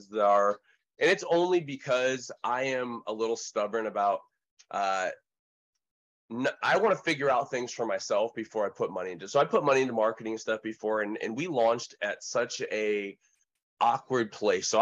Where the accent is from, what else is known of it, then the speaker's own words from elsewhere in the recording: Oregon, United States; from Monterey to Clearwater to Utica and then to Oregon, ultimately where we settled 30 years ago in 1990